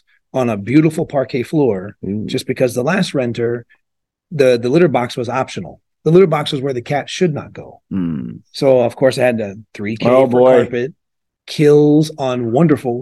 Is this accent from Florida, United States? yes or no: yes; Tampa, Florida, United States; moved away as an adult; I am from Tampa, Florida